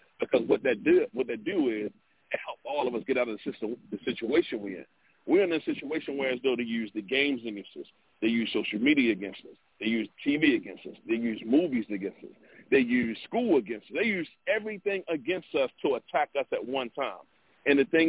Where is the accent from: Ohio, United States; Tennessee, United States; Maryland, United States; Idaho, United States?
Maryland, United States; Baltimore; I'm from Baltimore